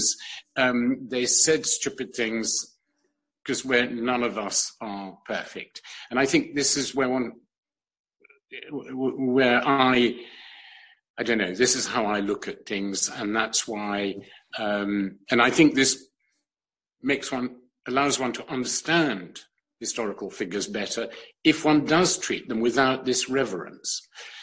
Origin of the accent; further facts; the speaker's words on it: London, United Kingdom; also born or lived in New York / Europe; I was born in New York completely by chance because my mother had to be there to renew her DP papers after the war. But I was brought up in London, but also around Europe a lot